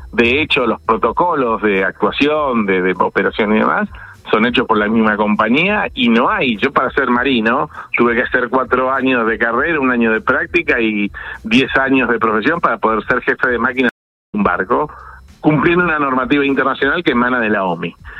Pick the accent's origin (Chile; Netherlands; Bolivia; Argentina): Argentina; Nosotros tenemos, como en Argentina, por ejemplo, responsabilidad sobre la vida humana en el mar